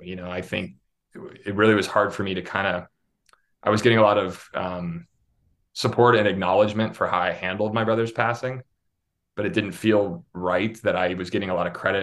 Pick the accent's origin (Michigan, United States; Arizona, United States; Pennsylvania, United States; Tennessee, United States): Pennsylvania, United States; Pittsburgh; moved away as an adult; also born or lived in Syracuse, New York / Los Angeles / New York City; I grew up in Pittsburgh, Pennsylvania